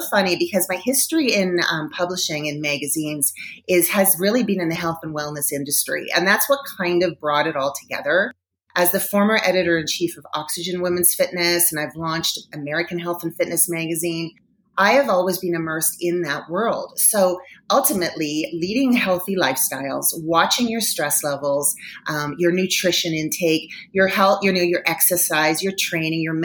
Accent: Toronto, Ontario, Canada; moved away as an adult; now in Denver, United States; I am originally from Toronto, Canada. So before I moved to Denver, Colorado, I was working in media in Toronto

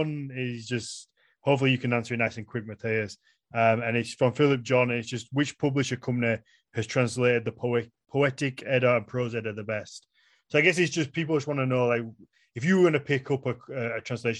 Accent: Yorkshire and the Humber, United Kingdom; I'm a Yorkshireman, so I'm raiding York first. That has to be my answer. That's where I'm going. I would have to come back to my motherland, I guess.

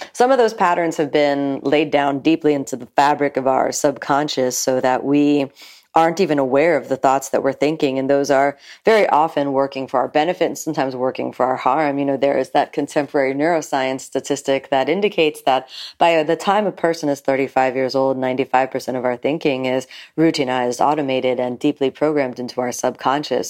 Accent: Miami, Florida, United States; I'm from South Florida, from Miami specifically, and I grew up here

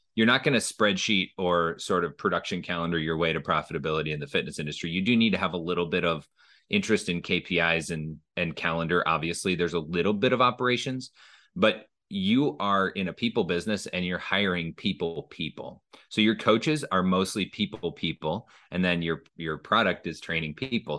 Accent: Minnesota, United States; moved away as an adult; also born or lived in Illinois; I grew up in Minnesota

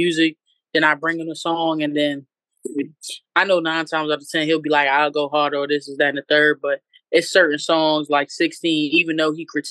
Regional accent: Alexandria, Virginia, United States; I'm from Northern Virginia. I started in Alexandria. That's where my peoples is from and everything like that. And, you know, just growing up in VA for real

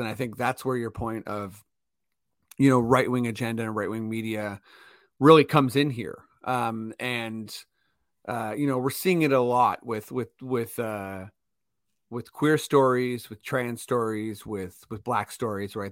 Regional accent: Canada; we're Canadian

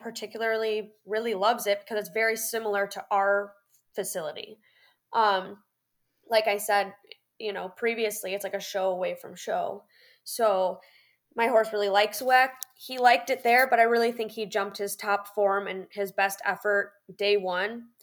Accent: Chicago, Illinois, United States; moved away as an adult; now in Ocala, United States; I am originally from the Chicagoland area and I am now based in Ocala, Florida

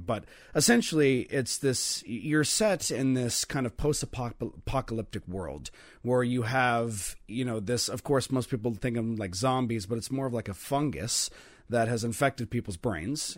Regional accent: Oregon, United States; also born or lived in Eugene-Springfield area, Oregon; we're from Oregon, and I, I, I, you know, live in the Um, I guess you can say the Eugene Springfield area

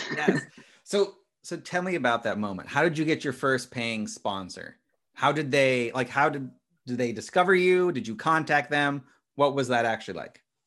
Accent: Midwest, United States; I'm from a small town in the Midwest

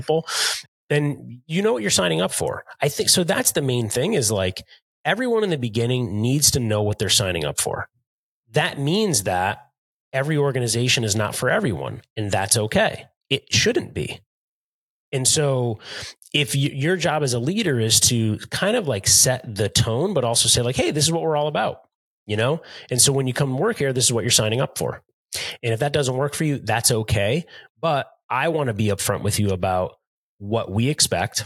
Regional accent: United States; I was born an hour outside of New York City

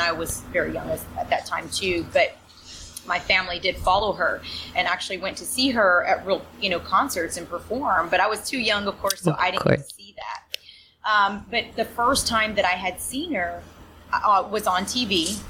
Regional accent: Texas, United States; So growing up, my family were actually, all my family were born and raised in Mexico. I was actually born here in the United States. So the music that I know, and I speak fluent Spanish.

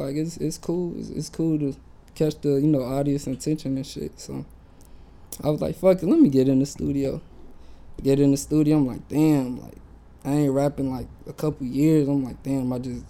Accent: Virginia, United States; moved away as an adult; now in Orange County, United States; I moved out here from Virginia.

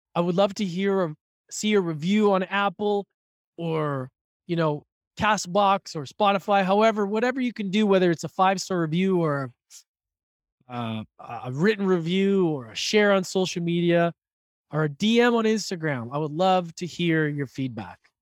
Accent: Edmonton, Alberta, Canada; growing up in Edmonton

